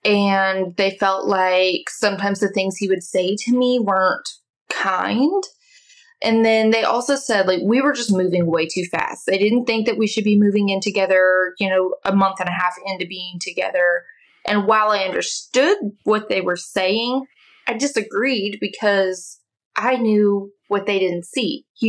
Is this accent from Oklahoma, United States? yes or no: yes; Oklahoma, United States; I am from Oklahoma.